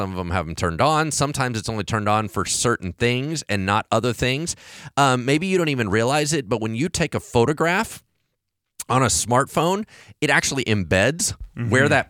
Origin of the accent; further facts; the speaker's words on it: Hollywood, California, United States; So because I grew up in Hollywood with this idea that you're always being tracked